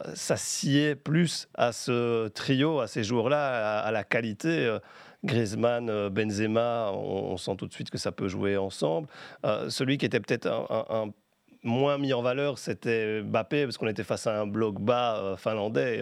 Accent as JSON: {"language": "French", "country": "Belgium", "said": "quand on est belge"}